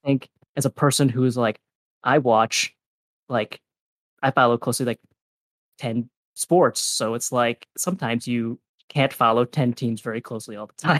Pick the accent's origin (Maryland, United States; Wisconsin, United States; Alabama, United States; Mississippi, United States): Wisconsin, United States; I'm from Wisconsin